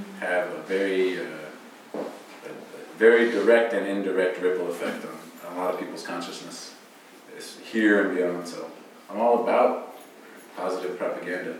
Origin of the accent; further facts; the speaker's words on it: Bishop, California, United States; I live in Bishop and I'm from Bishop